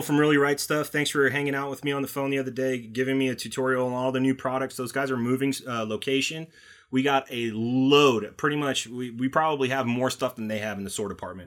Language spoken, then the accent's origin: English; Connecticut, United States; I'm from Connecticut